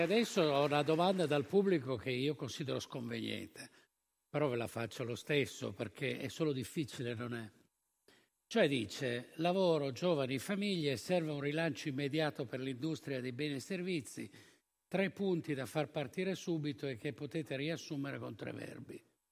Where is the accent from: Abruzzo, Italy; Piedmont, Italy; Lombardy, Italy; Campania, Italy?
Piedmont, Italy; Turin; come torinesi